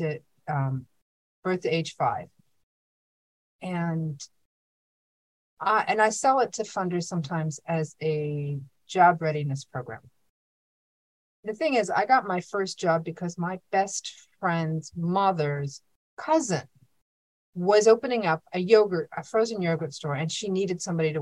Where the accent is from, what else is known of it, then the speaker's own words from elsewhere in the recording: Pittsburgh, Pennsylvania, United States; moved away; also born or lived in Brooklyn; I grew up in Pittsburgh